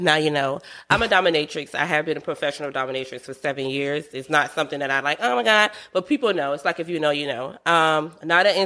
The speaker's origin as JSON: {"language": "English", "town": "Savannah", "region": "Georgia", "country": "United States", "also_born_or_lived": "Atlanta, Georgia / New York City", "moved": "as an adult", "said": "I'm from Savannah, Georgia."}